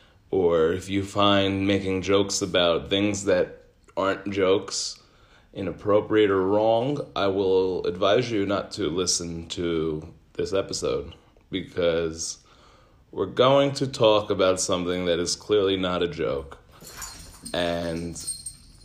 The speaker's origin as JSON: {"language": "English", "country": "United States", "said": "as an American"}